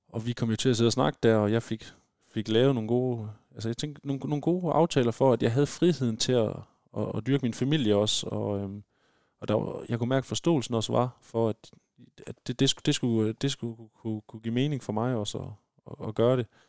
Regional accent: West Jutland, Denmark; nu kommer vi begge fra fra Vestjylland

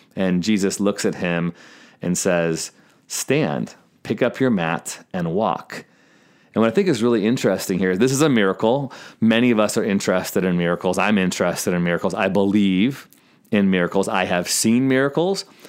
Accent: Chicago, Illinois, United States; I'm actually from Chicago. I went to North Park University on the north side, and I still have family in Lombard and Palatine.

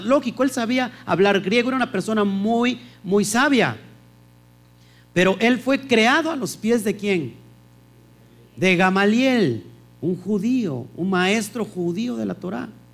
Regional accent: Mexico; en México tenemos leyes

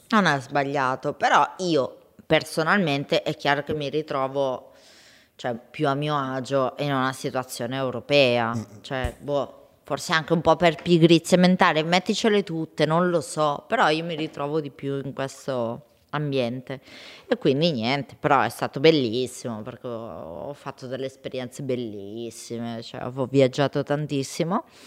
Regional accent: Bergamo, Lombardy, Italy; accent: bergamasco; si sente il mio accento bergamasco

